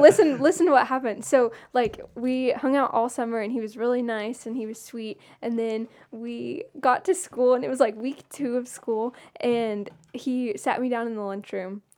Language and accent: English; Blairsville, Georgia, United States; my hometown, um, Union County